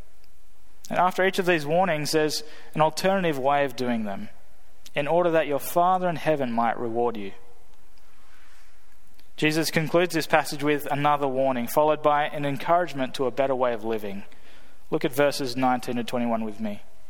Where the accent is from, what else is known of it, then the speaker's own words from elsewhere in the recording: Australia; moved away as an adult; now in United States; me being from Australia